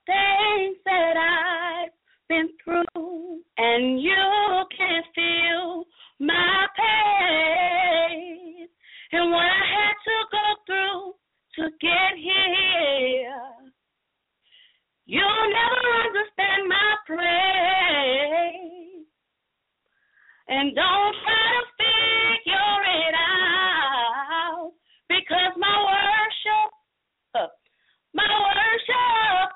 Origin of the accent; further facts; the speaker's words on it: New Orleans, Louisiana, United States; I reside, and I am originally from New Orleans, Louisiana